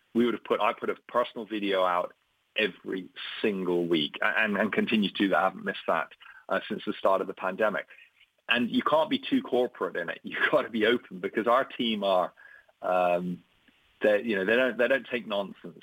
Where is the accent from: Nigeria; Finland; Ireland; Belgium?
Ireland; moved away as an adult; also born or lived in Brazil / Germany / Canada / United Kingdom; I'm Irish, but I've been a nomad.